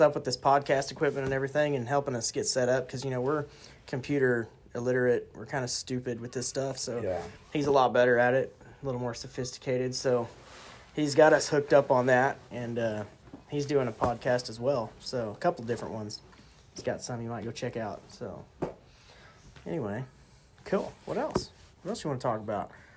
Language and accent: English; Piedmont, Oklahoma, United States; I'm from Piedmont, Oklahoma, um, born and raised